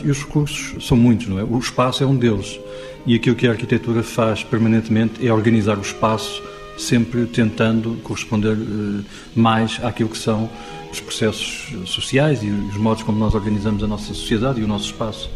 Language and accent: Portuguese; Portugal; nós, enquanto portugueses